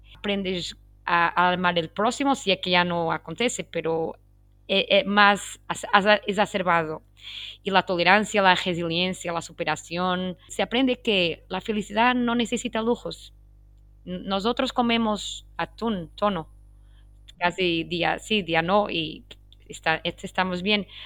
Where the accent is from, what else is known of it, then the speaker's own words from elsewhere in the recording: Portugal; first language Portuguese; Spanish is a second language; muchas obrigada en portugués, que es mi lengua nativa, y tengo mucho orgullo ser portuguesa